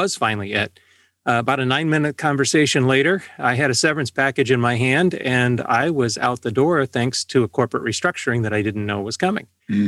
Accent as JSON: {"language": "English", "town": "Valparaiso", "region": "Indiana", "country": "United States", "tie": "born or raised there", "said": "And I grew up on the South Shore of Lake Michigan in Valparaiso, Indiana, listening to the enormous AM 89 WLS"}